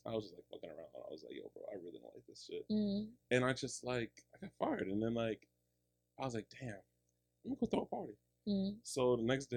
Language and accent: English; New York City, New York, United States; I'm from Queens